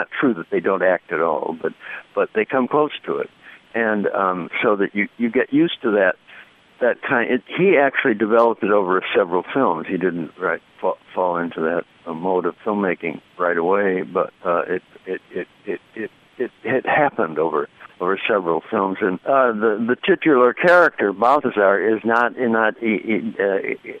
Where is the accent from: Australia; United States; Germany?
United States; Chicago, Illinois; moved away as an adult; now in Ann Arbor, United States; I grew up in Chicago and went to school before I came to Ann Arbor